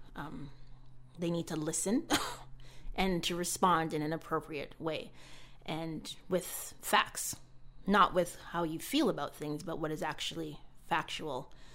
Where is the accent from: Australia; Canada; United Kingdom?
Canada; was born and raised in Canada